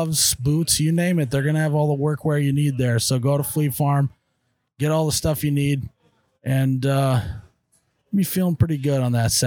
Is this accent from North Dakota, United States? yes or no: yes; North Dakota, United States; I'm from North Dakota.